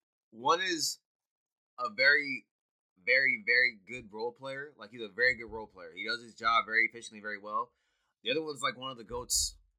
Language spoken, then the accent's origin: English; Canada; I'm just saying I'm Canadian, dog.